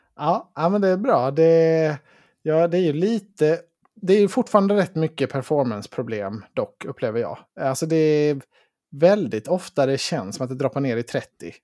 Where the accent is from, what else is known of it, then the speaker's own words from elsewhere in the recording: Sweden; som svensk